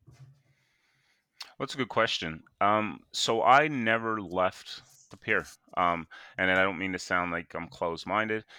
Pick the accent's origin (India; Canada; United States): Canada; Sydney, Nova Scotia; I was born and raised in Whitney Pier